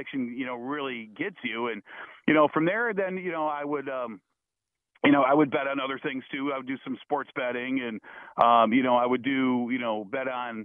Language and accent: English; Toledo, Ohio, United States; I grew up in Toledo, Ohio